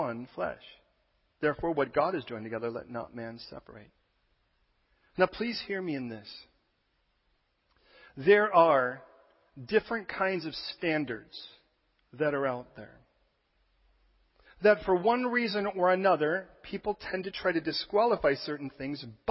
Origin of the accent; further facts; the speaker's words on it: United States; as an American